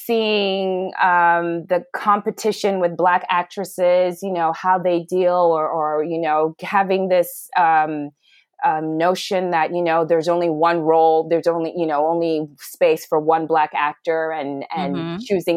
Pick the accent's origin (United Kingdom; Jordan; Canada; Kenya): Kenya; also born or lived in Ghana / Pakistan / Sudan / Switzerland; now in United States; So I am from Ghana, but I was born in Pakistan, and I grew up in Sudan, Switzerland, Ethiopia, and Kenya. I finished high school in Kenya